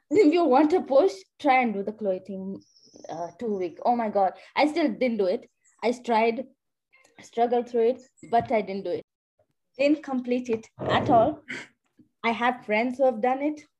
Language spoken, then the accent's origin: English; Kenya; I'm from Kenya